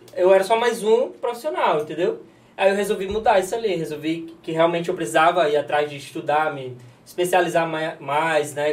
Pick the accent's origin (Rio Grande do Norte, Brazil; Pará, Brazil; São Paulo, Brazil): Rio Grande do Norte, Brazil; Natal; accent: nordestino; moved away as an adult; also born or lived in Bento Gonçalves, Rio Grande do Sul; now in Fortaleza, Brazil; eu sou de Natal, né, e aí resolvi morar no Rio Grande do Sul